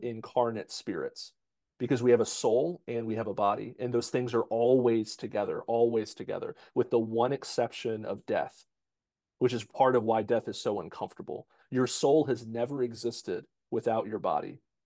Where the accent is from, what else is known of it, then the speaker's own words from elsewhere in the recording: United States; we're American